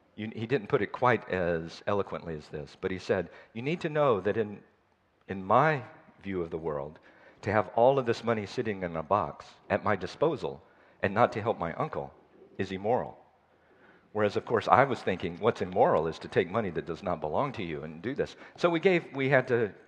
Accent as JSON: {"language": "English", "region": "the South", "country": "United States", "also_born_or_lived": "Nepal", "said": "I'm from the South, the United States"}